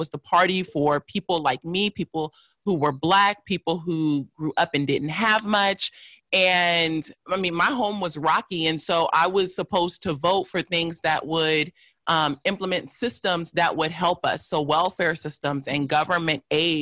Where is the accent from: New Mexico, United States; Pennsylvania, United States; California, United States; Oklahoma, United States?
California, United States; Los Angeles; also born or lived in North Hollywood; I grew up in South LA. And was there until I was about 15, then moved to North Hollywood, which is a suburb of Los Angeles